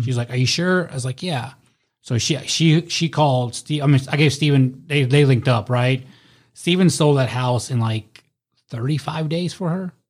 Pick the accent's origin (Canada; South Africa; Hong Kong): South Africa; now in United States; I was born in South Africa.